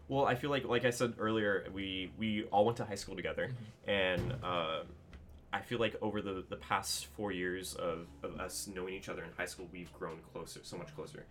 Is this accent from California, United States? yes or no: yes; Southern California, United States; I was born and raised here in Southern California